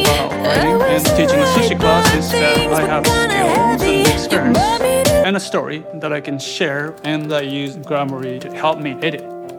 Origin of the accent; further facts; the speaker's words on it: Japan; English is a second language; now in San Francisco, United States; I grew up in Japan, eating rice every day.